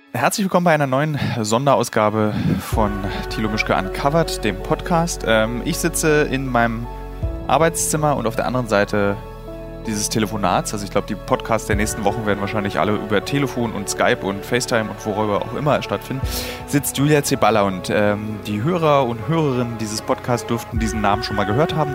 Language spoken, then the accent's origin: German; Germany; für uns als Deutsche